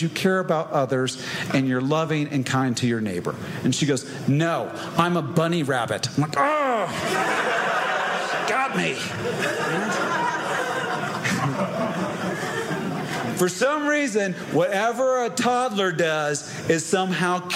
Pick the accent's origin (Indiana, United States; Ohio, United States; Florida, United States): Indiana, United States; I grew up in Indiana, and my dad's a preacher